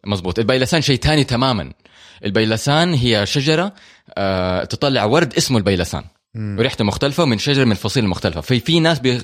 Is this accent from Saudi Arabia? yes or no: yes; Hejaz, Saudi Arabia; عندنا هنا في الحجاز